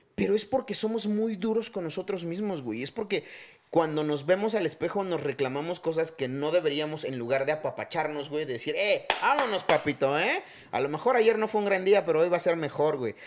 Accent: Chiapas, Mexico; moved away; soy de Chiapas

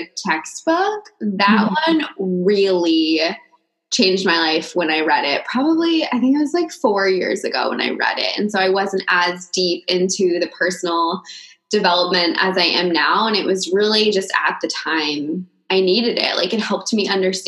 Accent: Maine, United States; now in California, United States; I live in California, but I grew up in Maine with Leah.

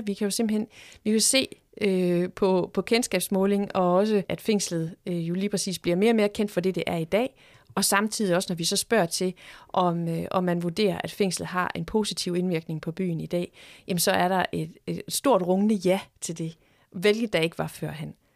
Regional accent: Horsens, Central Denmark Region, Denmark; nu er jeg selv født og opvokset i Horsens

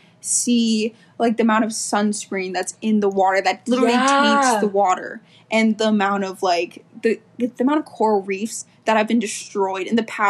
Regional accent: Hawaii, United States; moved away; Am I so privileged to grow up on that beautiful island? Yes. But it's, like, I'm Hawaiian.

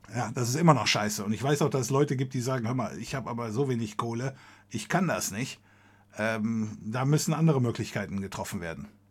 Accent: Germany; wir als Deutsche

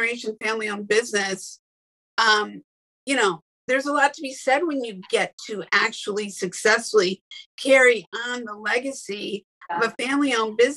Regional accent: Northern Illinois, United States; I grew up in Northern Illinois, where there was lots of farmland

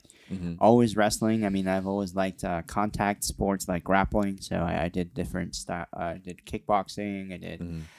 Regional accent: Santa Ana, California, United States; I grew up in it's technically Orange County

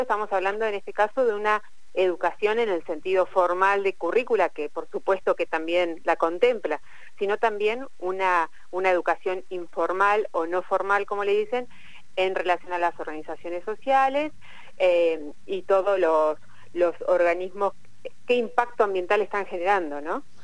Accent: Plottier, Neuquén, Argentina; soy de Plotier

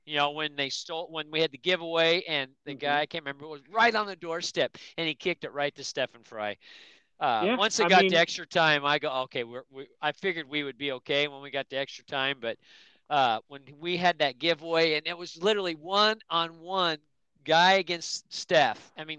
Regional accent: England, United Kingdom; I mean, I like Celtic just because I'm English, and actually Scottish.

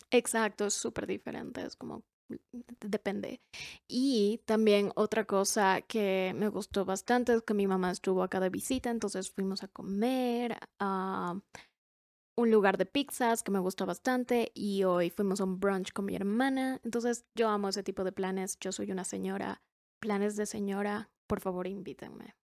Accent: Cuenca, Azuay, Ecuador; acá en Cuenca, en mi ciudad. Por cierto, somos de Ecuador, por si no sabían. Y vivimos en Cuenca.

